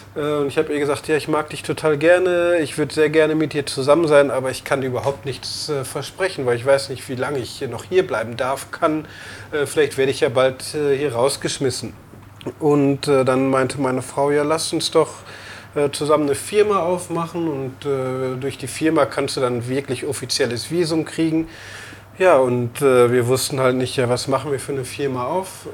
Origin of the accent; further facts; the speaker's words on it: Emmerich, North Rhine-Westphalia, Germany; moved away as an adult; also born or lived in Netherlands / Amsterdam; now in Xiamen, China; Ich bin aufgewachsen am Niederrhein in Emmerich